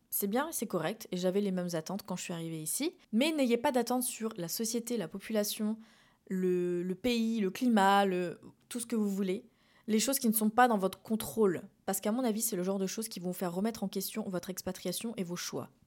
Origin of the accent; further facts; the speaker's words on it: France; moved away as an adult; now in Montreal, Canada; je parle donc en tant que française